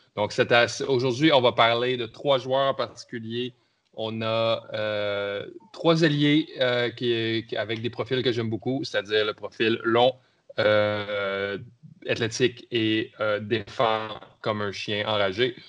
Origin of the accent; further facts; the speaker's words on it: Canada; votre Canadien préféré